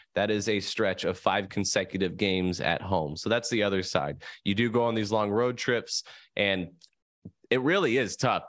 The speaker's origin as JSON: {"language": "English", "town": "San Diego", "region": "California", "country": "United States", "tie": "born or raised there", "said": "I was born and raised in San Diego"}